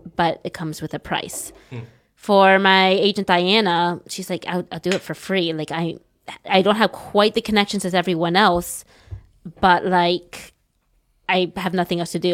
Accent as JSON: {"language": "English", "country": "United States", "moved": "yes", "lives_now": "China", "said": "I'm an American. I'm still a young American."}